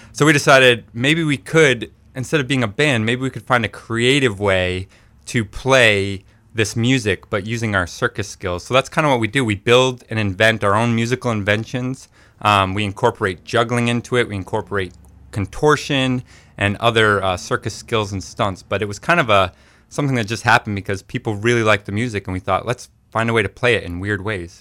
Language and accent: English; Maine, United States; we grew up right here in Maine